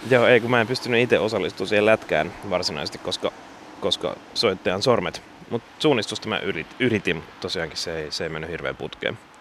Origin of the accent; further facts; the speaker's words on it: Sipoo, Uusimaa, Finland; Mä oon siis Sipoosta lähtöisin.